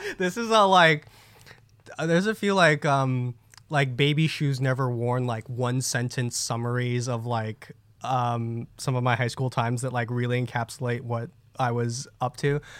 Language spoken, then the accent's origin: English; New Jersey, United States; I grew up in Jersey. Jersey, boy.